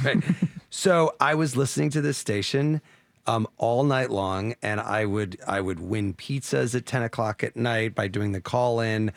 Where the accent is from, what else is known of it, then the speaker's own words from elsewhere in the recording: Champaign, Illinois, United States; moved away; from Champaign Urbana, Illinois, my hometown